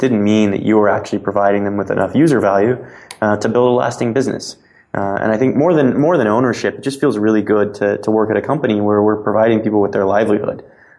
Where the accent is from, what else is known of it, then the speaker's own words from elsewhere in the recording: Cape Canaveral, Florida, United States; I'm from Cape Canaveral, Florida. And my dad, worked at the space program my entire adult life.